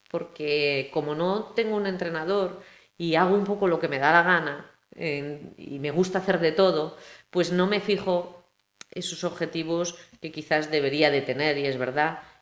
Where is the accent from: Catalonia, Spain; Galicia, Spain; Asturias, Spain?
Galicia, Spain; Vilagarcía de Arousa; me siento cercana aunque soy de Villa García o vivo en Villa García